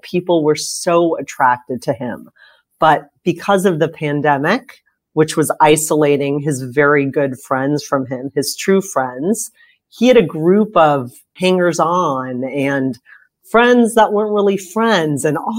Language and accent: English; San Diego, California, United States; I grew up in San Diego